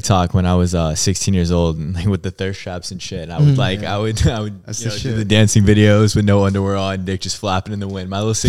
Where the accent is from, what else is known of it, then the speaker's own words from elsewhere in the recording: Virginia, United States; now in Miami, United States; I'm originally from Virginia, so I grew up kinda in the country and there was just nothing around.